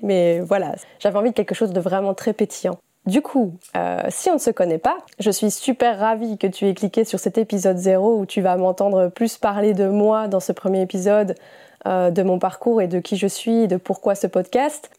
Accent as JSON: {"language": "French", "country": "Belgium", "said": "j'ai 28 ans, je suis belge"}